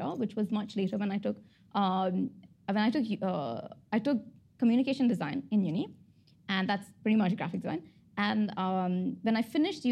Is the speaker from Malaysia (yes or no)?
no; Abu Dhabi, United Arab Emirates; I was born and brought up in Abu Dhabi.